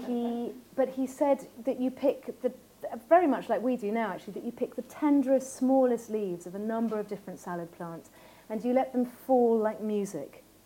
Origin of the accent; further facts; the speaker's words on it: Ireland; my sheep was called Rafferty because I grew up in Ireland